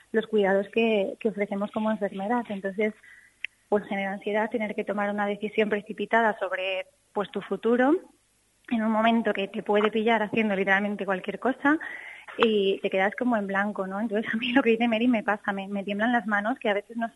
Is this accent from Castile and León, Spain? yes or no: yes; Castile and León, Spain; moved away as an adult; also born or lived in Mallorca; yo me he vuelto a mi tierra porque yo quiero ofrecer eh, mis cuidados pues a la gente de aquí